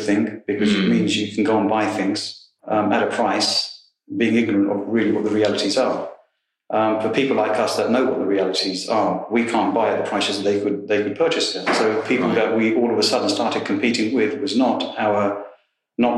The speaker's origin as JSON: {"language": "English", "region": "London", "country": "United Kingdom", "said": "I'm from West London"}